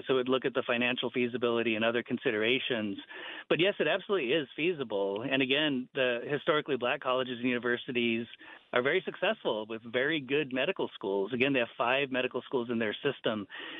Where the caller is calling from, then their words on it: South Dakota, United States; I'm enrolled at Pine Ridge as well, and I'm calling in from South Dakota at the moment.